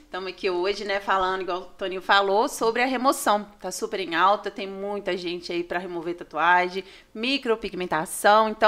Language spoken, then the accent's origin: Portuguese; Dom Silvério, Minas Gerais, Brazil; now in Santa Cruz, Brazil; né, igual você falou, eu sou natural de Dom Silvério, hoje atualmente eu moro em Santa Cruz e atendo aqui em Ponte Nova e região